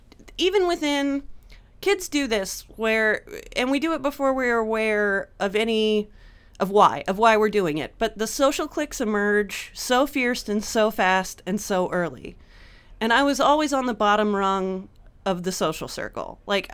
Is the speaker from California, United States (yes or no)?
yes; Napa, California, United States; I grew up in Napa. It's all segregated so that I only hung out with white kids, and it was all like upper middle class, the worst kind of rich.